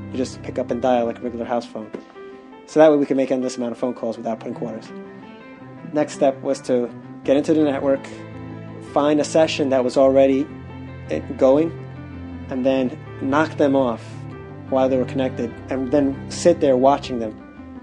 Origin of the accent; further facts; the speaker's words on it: New York, United States; I was from New York and I knew about Little Italy